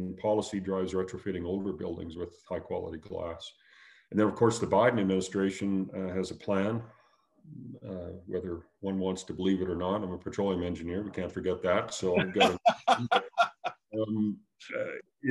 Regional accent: Canada; As a Canadian

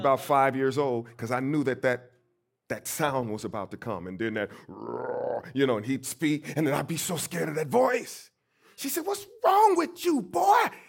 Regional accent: St. Louis, Missouri, United States; growing up in Saint Louis, Missouri, my great-grandmother, my mother, and my aunt helped to raise me

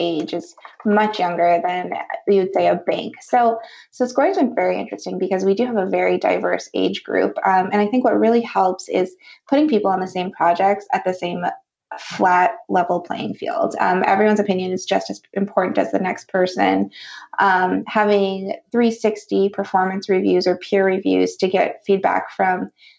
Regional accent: Wisconsin, United States; now in California, United States; I grew up in Wisconsin, and I know the people in the Midwest are so friendly

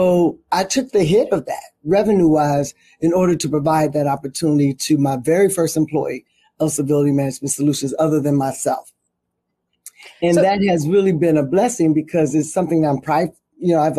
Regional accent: Chicago, Illinois, United States; I'm from Chicago

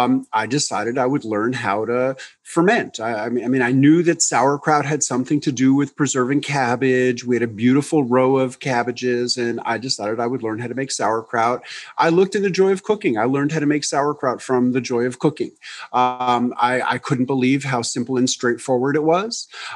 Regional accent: New York, United States; now in Tennessee, United States; in 1993, I moved from New York to rural Tennessee, and I got involved in keeping a garden. And I was such a naive city kid

